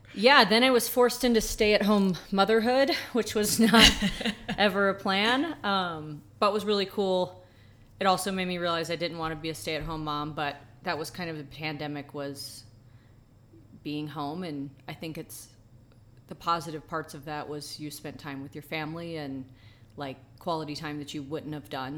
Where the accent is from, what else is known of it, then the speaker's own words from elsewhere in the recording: Atlanta, Georgia, United States; I was born and raised in Atlanta